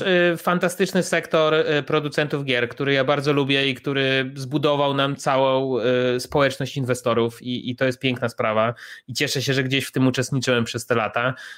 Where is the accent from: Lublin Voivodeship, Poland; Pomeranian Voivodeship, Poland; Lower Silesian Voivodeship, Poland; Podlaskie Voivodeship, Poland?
Lublin Voivodeship, Poland; Chełm; moved away as an adult; now in Warsaw, Poland; ja jestem z Hełma, z e, miejscowości na, na Lubelszczyźnie